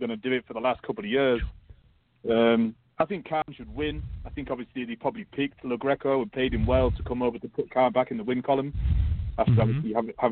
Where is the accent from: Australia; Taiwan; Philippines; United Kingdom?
United Kingdom; Being British